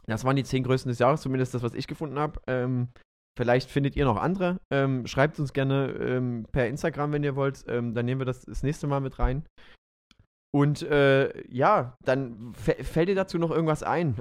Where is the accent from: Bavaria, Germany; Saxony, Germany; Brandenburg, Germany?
Saxony, Germany; Döbeln; in meiner alten Heimatstadt in Döbeln. Das ist die Stiefelstadt in Sachsen.